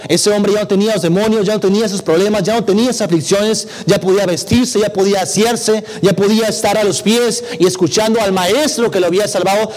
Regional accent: Ciudad Acuña, Coahuila, Mexico; now in Monterrey, Mexico; yo radico en Monterrey, pero nací en Coahuila

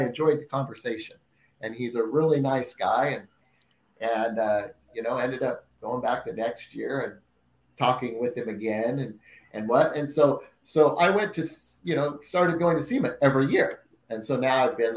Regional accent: Salem, Oregon, United States; I'm from Salem, Oregon, which is just down from Portland

